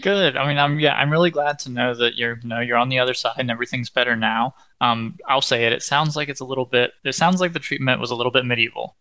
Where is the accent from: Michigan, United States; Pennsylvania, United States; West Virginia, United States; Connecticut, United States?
West Virginia, United States; I'm from West Virginia